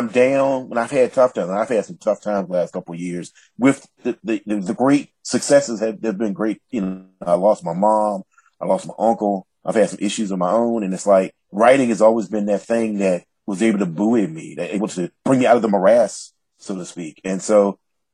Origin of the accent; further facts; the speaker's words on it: the South, United States; an African-American man from the South